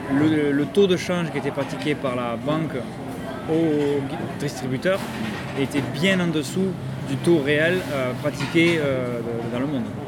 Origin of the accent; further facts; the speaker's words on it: Toulouse, Occitania, France; moved away as an adult; now in Phuket, Thailand; je, viens de Toulouse, en France